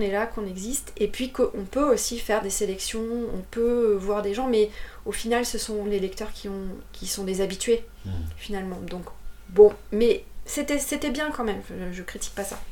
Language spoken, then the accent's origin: French; Trappes, Île-de-France, France; also born or lived in Paris / Bordeaux; now in Moulis, France; je suis née à Trappes. Trappes, c'est. J'aime bien dire ça, mais. Euh, Trappes, c'est le, c'est dans le 78